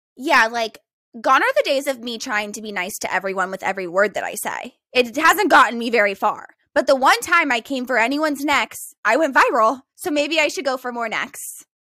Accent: Bakersfield, California, United States; moved away as an adult; now in Hawaii, United States; Bakersfield basically is the Midwest

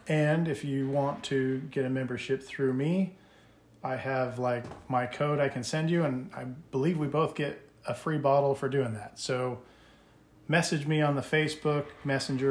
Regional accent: United States; I'm American

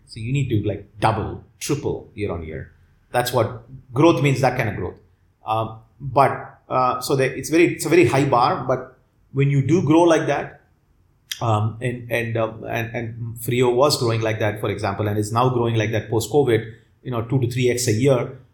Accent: Chennai, Tamil Nadu, India; i grew up in chennai

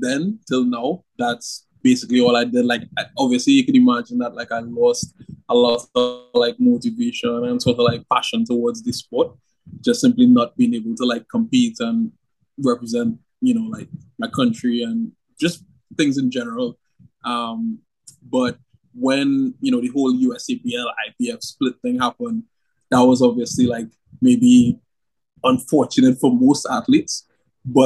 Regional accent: Trinidad & Tobago; I was the first athlete from Trinidad to obviously like win a world championship like

